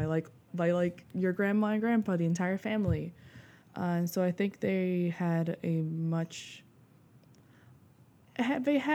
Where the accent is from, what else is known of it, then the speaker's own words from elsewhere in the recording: Puerto Rico; first language Portuguese; English is a second language; moved away as an adult; also born or lived in Brazil / Italy / Sarasota, Florida; I'm born and raised in Puerto Rico